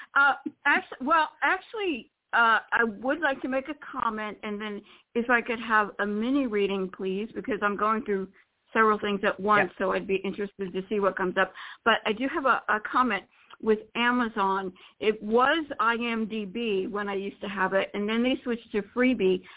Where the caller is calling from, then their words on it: Florida, United States; I'm calling from Florida